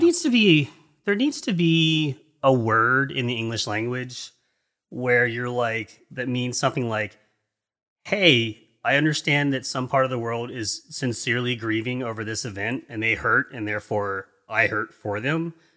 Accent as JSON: {"language": "English", "region": "East Coast", "country": "United States", "also_born_or_lived": "England", "said": "I'm an American in, on the East Coast, United States. I've, I lived in England for three years when I was younger"}